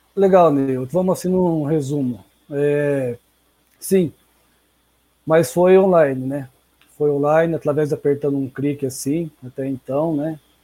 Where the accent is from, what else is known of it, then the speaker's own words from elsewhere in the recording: Sarapuí, São Paulo, Brazil; now in Sorocaba, Brazil; as raízes, uma cidade bem pequena, vinda de uma cidade de Sarapuí talvez alguns devem conhecer, mas resido hoje na, aqui na Zona Norte, em Sorocaba